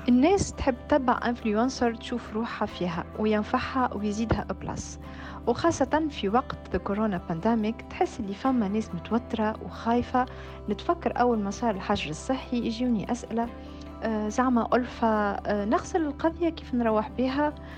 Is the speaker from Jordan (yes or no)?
no; Tunisia; now in Paris, France; أنا الحقيقة كتونسية مقيمة في باريس